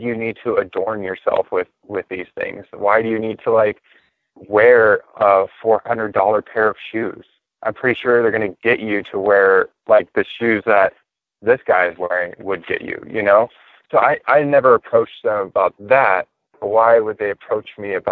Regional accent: Northern California, United States; I grew up in Hippieville in Northern California

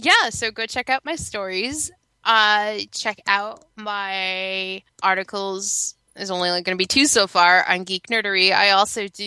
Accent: Connecticut, United States; moved away as an adult; I grew up in Connecticut

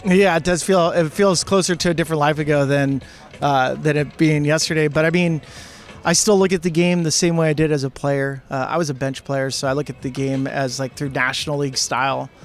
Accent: California, United States; I grew up in California

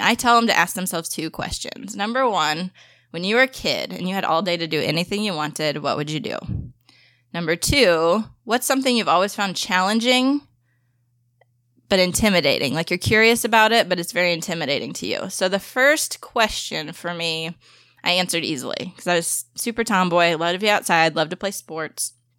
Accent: St. Louis, Missouri, United States; also born or lived in Springfield, Missouri; my hometown

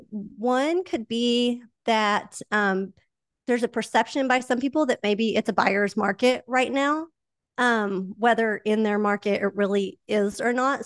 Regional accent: Oklahoma, United States; accent: Oklahoma; my Oklahoma accent

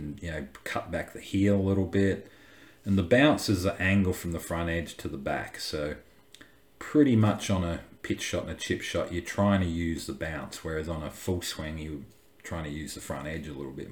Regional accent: Australia; growing up in Australia

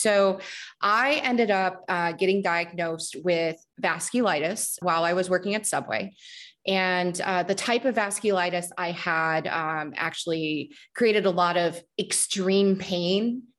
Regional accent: Midwest, United States; also born or lived in Germany / North Dakota / Mississippi / Missouri; I was born in Germany, but we moved back to the United States when I was 2 years old. And from that point, we went between North Dakota to Mississippi, Missouri, Texas, Northern Illinois, pretty much all in the Midwest and also in the Deep South.

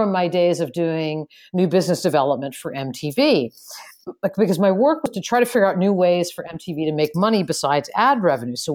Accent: Ireland; maybe it's because I'm Irish, but I've just always been a really good storyteller.

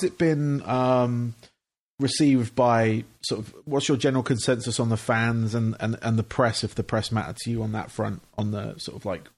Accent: England, United Kingdom; moved away; obviously, I'm from England originally. I moved here 5 years ago.

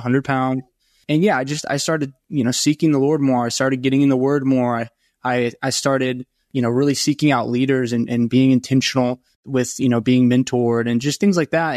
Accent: Franklin, Tennessee, United States; I grew up in Nashville, just south of Nashville and Franklin.

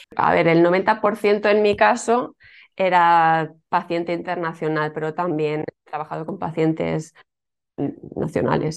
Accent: Alicante, Valencian Community, Spain; now in Tarragona, Spain; yo soy de Alicante, eh, aunque ahora por circunstancias de la vida vivo en un pueblecito

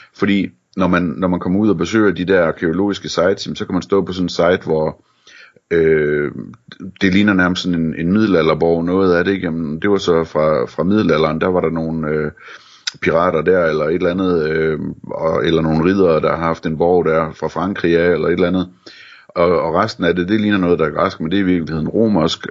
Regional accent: Denmark

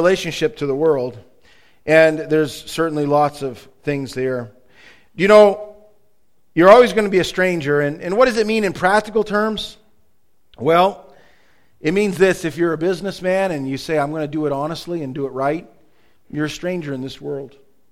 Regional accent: United States; accent: American English; also born or lived in Canada; as soon as I would speak, people would know that I was from America

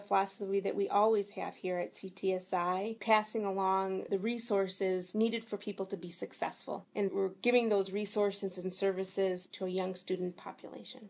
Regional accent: Milwaukee, Wisconsin, United States; born and raised in Milwaukee

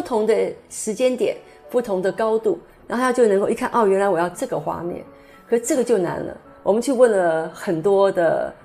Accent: Taiwan; 是我们台湾人的骄傲

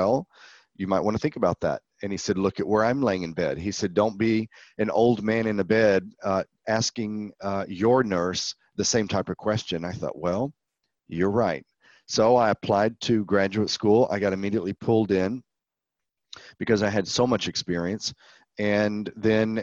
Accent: central Texas near Austin, United States; So I grew up in Texas.

